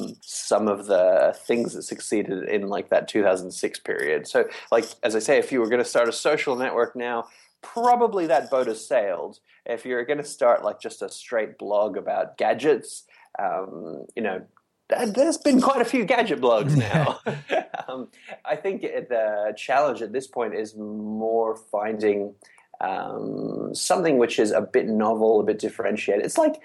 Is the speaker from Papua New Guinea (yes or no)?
yes; Papua New Guinea; I'm the lousiest Australian, too. My accent's all wrong. I actually grew up in Papua New Guinea, where I went to an international school. But I do have an Australian passport, so I am.